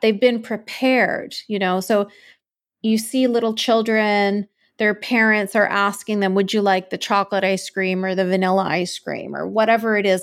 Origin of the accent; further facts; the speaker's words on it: Canada; I was born and raised in Canada.